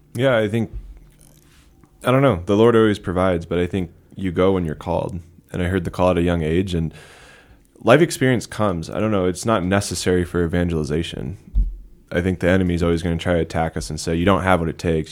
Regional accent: Littleton, Colorado, United States; I'm from Littleton, South Denver, same parish as Father John, St. Francis Cabrini Parish

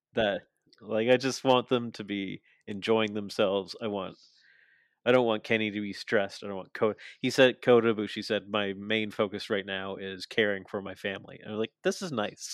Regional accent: Canada; I'm Canadian

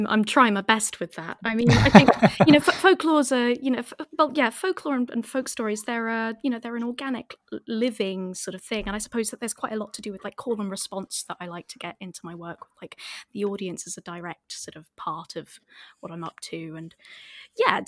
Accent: Northamptonshire, East Midlands, United Kingdom; I'm from Northamptonshire

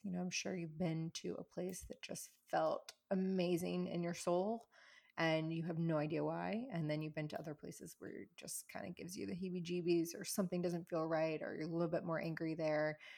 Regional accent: the South, United States; moved away; also born or lived in California / New York City; I grew up in the South where, like, you feed people to show your love

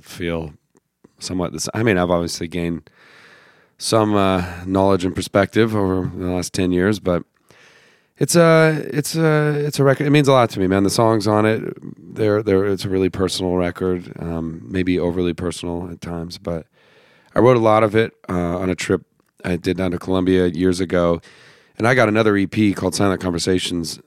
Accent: Idaho, United States; also born or lived in Los Angeles; now in Nashville, United States; I'm from Idaho

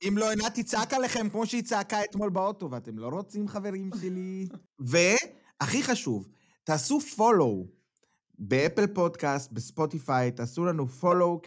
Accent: Israel; moved away as an adult; now in Germany; אנחנו גדלנו במקום אחד ובנינו את החיים שלנו בישראל עד גיל מסוים

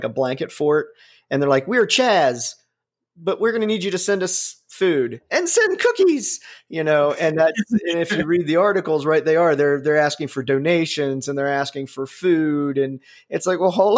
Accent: Ohio, United States; moved away; also born or lived in Alabama; I was from Ohio

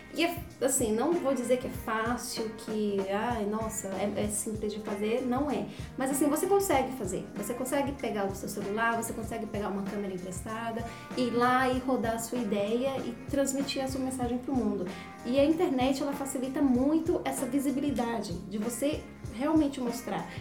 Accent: Brazil; nós somos brasileiras

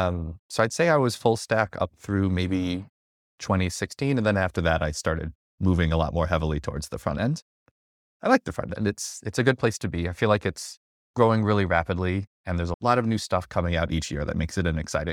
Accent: upstate New York, United States; also born or lived in Seattle; now in New York City, United States; I grew up in New York, upstate, lived in Seattle for a few years, working at Microsoft as a front-end slash full-stack developer. Then I moved back to New York City

